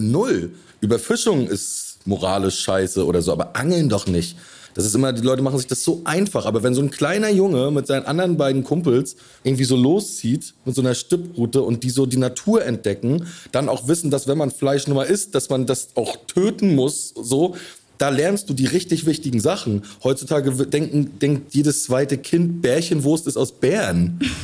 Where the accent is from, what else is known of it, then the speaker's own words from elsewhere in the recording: Rostock, Mecklenburg-Vorpommern, Germany; moved away; also born or lived in Berlin; meine Heimatstadt Rostock ist ja auch entstanden aus einem Fischerdorf